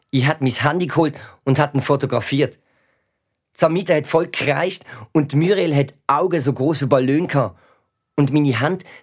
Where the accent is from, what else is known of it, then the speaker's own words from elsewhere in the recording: Albania; German is a second language; now in Switzerland; Also von dort, wo unsere Familie herkommt. Ich komme aus Albanien.